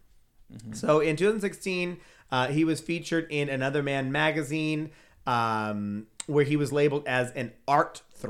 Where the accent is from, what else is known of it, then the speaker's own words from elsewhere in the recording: United Kingdom; Because we're British.